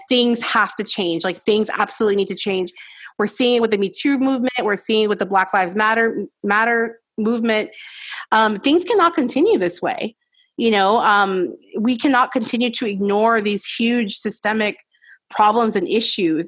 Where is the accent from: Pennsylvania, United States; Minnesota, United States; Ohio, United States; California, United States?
California, United States; Los Angeles; growing up in Los Angeles